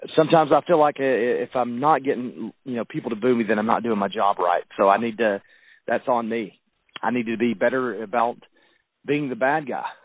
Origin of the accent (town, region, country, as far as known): the South, United States; accent: southern